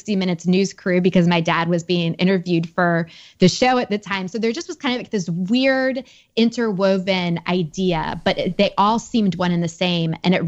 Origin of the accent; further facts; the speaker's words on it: United States; I was raised just outside Washington, D.C. in a very political family.